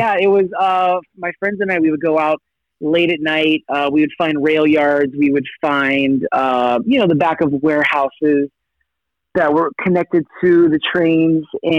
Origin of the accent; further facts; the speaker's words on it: Sacramento, California, United States; also born or lived in Los Angeles; I was born in Los Angeles, but we moved to Sacramento when I was about 5 years old. So my earlier years were in Sacramento